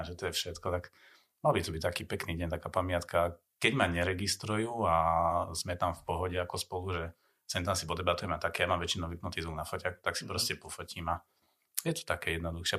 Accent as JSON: {"language": "Slovak", "country": "Slovakia", "said": "som Slovák"}